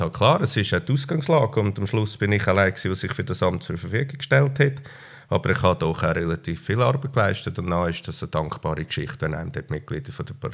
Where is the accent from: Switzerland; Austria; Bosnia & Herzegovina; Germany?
Switzerland; äh, ich glaube, die Heimat bei uns ist dem zufolge wichtig, dass wir äh, eine sehr stabile Heimat haben bei uns in der Schweiz.